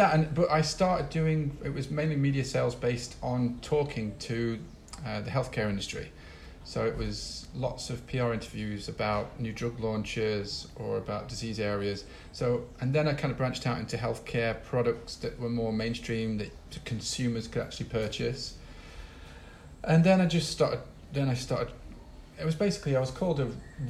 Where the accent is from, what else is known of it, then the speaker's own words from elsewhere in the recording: Sheffield, Yorkshire and the Humber, United Kingdom; now in Rio de Janeiro, Brazil; I'm from Sheffield. I go back to Sheffield and I'm like, oh, freaking love this place